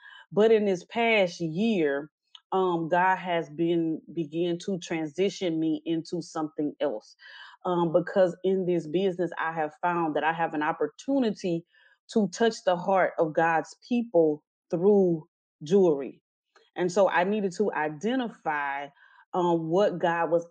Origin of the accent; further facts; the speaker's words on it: Natchitoches, Louisiana, United States; now in Houston, United States; I was born and raised in Natchitoches, Louisiana. I currently reside in the Houston, Texas area.